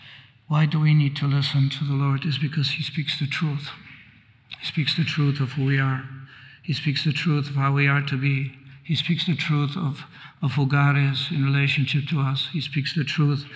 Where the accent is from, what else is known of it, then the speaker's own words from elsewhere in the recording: Poland; now in United States; I was born in Poland, although I came to the States, but I went back as a graduate student.